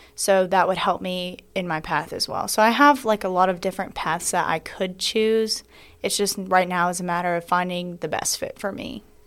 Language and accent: English; Locust Grove, Georgia, United States; I'm from Locust Grove, Georgia, but my family currently lives in Macon, so I am from Georgia.